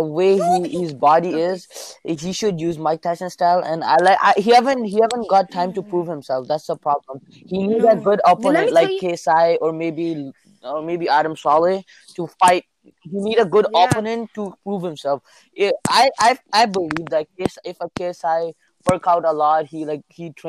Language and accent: English; Toronto, Ontario, Canada; I'm from Toronto.